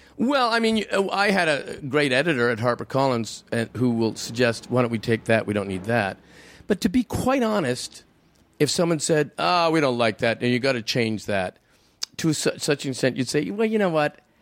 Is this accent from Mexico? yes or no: no; Canada; I'm a Canadian.